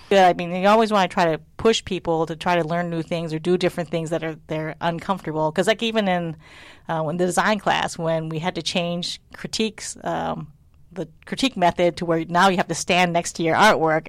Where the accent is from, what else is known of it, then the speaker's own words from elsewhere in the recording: United States; my sisters and I were born in the United States, so we're very American